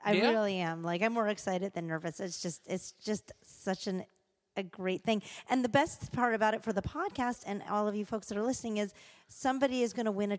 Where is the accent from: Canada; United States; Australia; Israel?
Canada; I am Canadian.